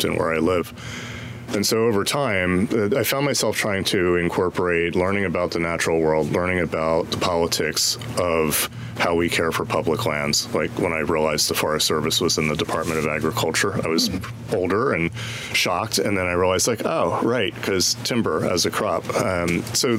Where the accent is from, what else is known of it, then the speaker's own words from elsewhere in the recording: Delaware and Philadelphia, Mid-Atlantic, United States; moved away as an adult; now in Tucson, United States; I grew up on the Mid-Atlantic, Delaware and Philadelphia